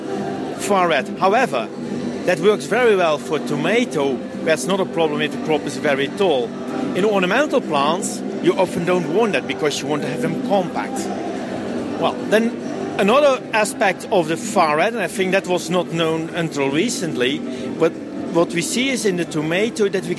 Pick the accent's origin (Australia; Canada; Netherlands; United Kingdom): Netherlands; I'm coming from the Netherlands